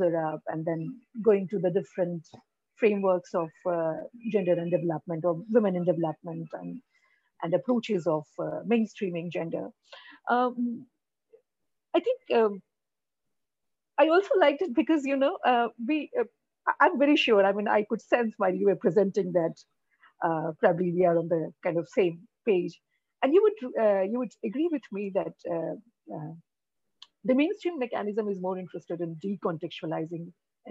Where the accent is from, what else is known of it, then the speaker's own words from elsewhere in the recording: Bihar, India; I work in Bihar, I'm from Bihar